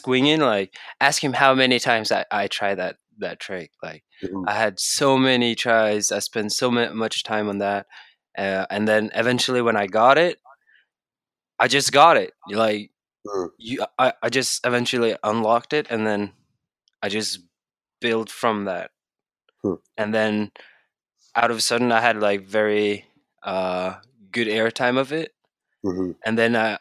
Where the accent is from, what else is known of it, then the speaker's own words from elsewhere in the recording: Bergen, Vestland, Norway; English is a second language; I'm from Bergen, Norway.